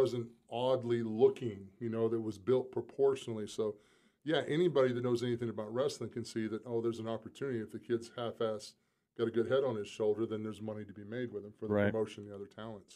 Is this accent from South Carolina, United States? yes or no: yes; South Carolina, United States; moved away; I'm still from South Carolina. I mean, I'm a small-town kid